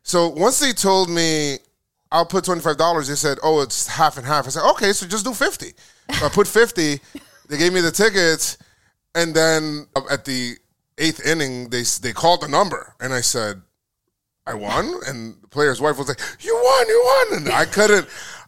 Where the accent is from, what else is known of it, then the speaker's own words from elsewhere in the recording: Bronx, New York, United States; I'm from the Bronx, mm-hmm. Bronx, New York, and I just remember going there